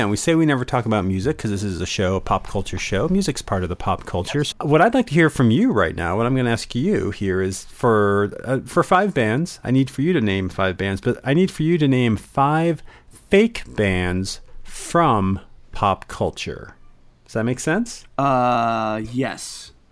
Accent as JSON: {"language": "English", "region": "Connecticut", "country": "United States", "said": "Uh, yeah, 1993 is when we uh, first got to Emerson. I'm coming from Connecticut."}